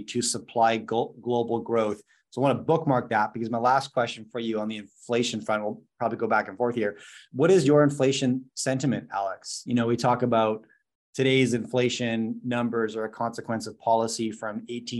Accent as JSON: {"language": "English", "country": "Canada", "said": "I'm a Canadian, I'm not based in the US"}